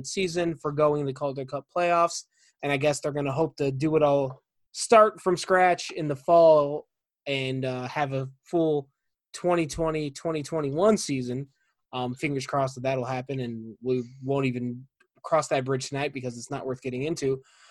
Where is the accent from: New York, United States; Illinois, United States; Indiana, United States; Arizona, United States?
Illinois, United States; Chicago; growing up in the Chicago area in the 90s